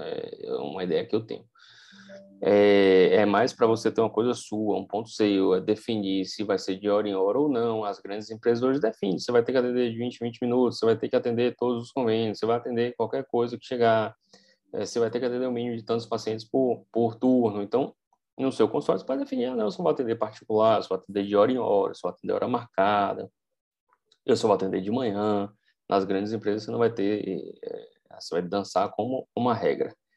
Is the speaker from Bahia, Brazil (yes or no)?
yes; Vitória da Conquista, Bahia, Brazil; moved away as an adult; eu querer voltar para minha cidade natal, Vitória da Conquista